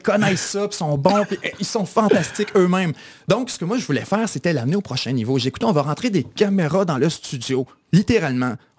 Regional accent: Kamouraska, Bas-Saint-Laurent, Quebec, Canada; also born or lived in Chicoutimi, Quebec / Ottawa, Ontario; j'ai grandi au Kamouraska largement, dans différents villes du Kamouraska

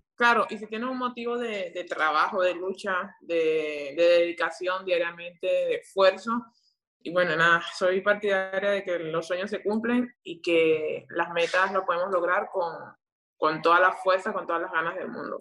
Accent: Venezuela; aquí en mi país

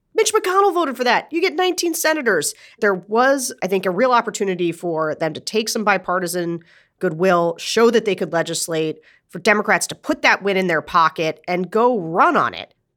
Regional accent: Pennsylvania, United States; I'm from Pennsylvania

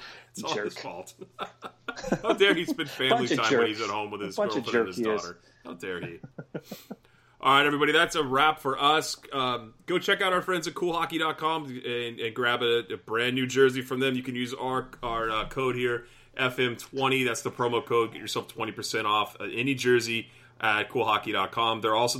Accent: United States; We're dumb Americans, okay?

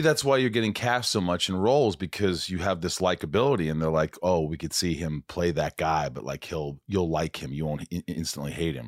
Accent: Indiana, United States; moved away as an adult; also born or lived in New York / Kentucky; I grew up in Indiana, I was born in New York

